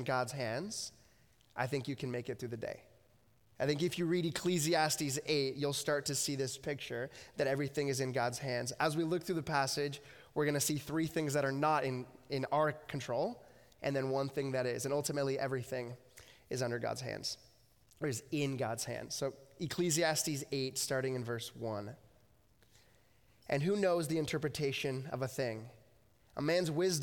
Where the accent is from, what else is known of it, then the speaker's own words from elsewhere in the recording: United States; moved away as an adult; now in Abbotsford, Canada; I grew up in the States and then moved up here 9 years ago